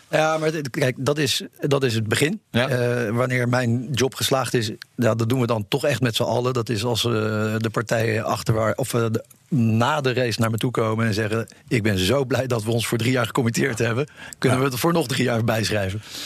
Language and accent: Dutch; Netherlands; we als Nederlanders